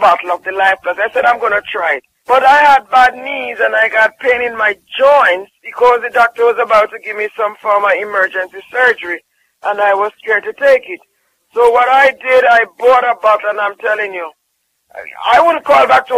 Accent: Jamaica; I'm from Jamaica. And I honestly tell you, sometimes as a Jamaican

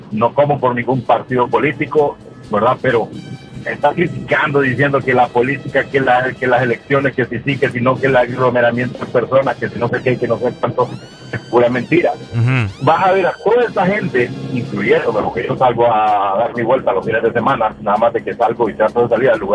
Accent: Honduras

